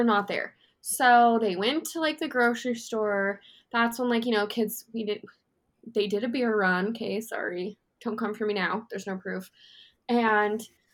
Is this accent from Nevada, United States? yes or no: yes; Las Vegas, Nevada, United States; I came from Vegas.